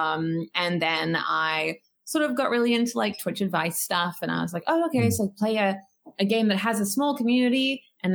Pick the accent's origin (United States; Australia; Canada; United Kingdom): Australia; I'm a Quaker and I'm Australian